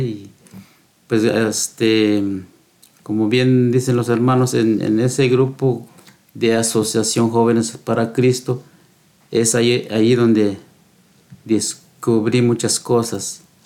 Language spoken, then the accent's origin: Spanish; Guatemala; moved away as an adult; now in United States; también crecí yo y con los más hermanos. Y un día llegué, pues, casé allá en Guatemala